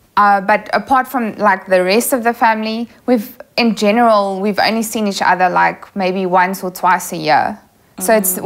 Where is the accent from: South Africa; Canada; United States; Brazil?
South Africa; Kempton Park, Gauteng; also born or lived in Newcastle, South Africa; moved to Kempton Park when I was five years old. Went to Afrikaans primary school, went to an Afrikaans high school.